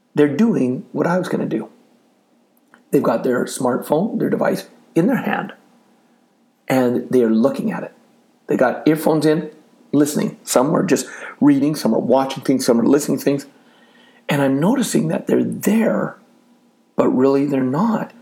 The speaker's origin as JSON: {"language": "English", "country": "Canada", "said": "I'm from Canada"}